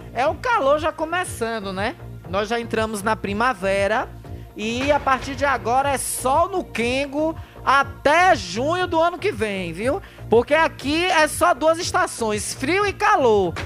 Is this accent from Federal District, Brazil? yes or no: no; Riachão do Jacuípe, Bahia, Brazil